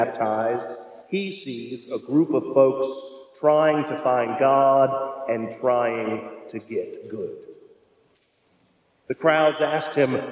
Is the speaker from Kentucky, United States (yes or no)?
yes; Louisville, Kentucky, United States; moved away; My hometown of Louisville